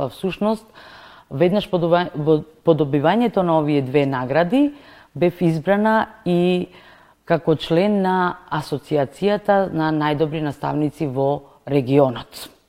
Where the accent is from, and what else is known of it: Prilep, Pelagonia, North Macedonia; born or raised there